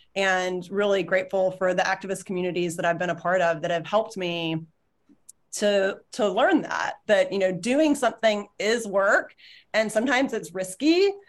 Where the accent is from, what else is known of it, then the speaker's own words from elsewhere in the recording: Alabama, United States; now in Connecticut, United States; so I grew up in Alabama and we were down visiting this summer, and the decision actually went public the day we were getting on the plane to fly back to Connecticut.